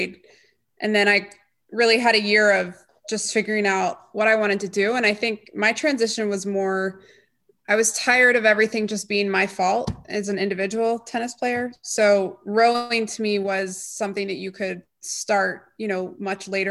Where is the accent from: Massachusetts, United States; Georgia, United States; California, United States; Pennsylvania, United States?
Georgia, United States; Atlanta; I grew up in Indian Hills Country Club.